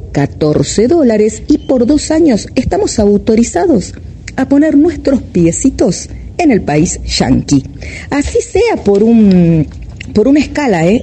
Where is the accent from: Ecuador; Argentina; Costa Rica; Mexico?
Argentina